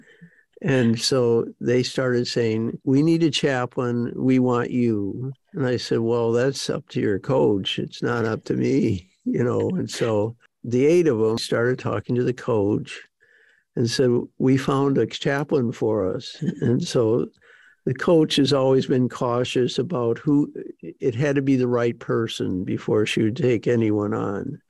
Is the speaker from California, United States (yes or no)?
no; Detroit, Michigan, United States; also born or lived in Jackson Heights, Queens, New York; I grew up in Detroit, Michigan. Um, I was born in New York, actually